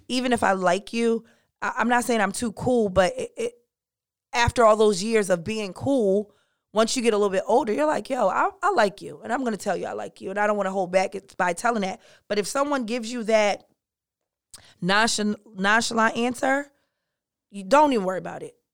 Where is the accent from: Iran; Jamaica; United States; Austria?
Jamaica; I'm Jamaican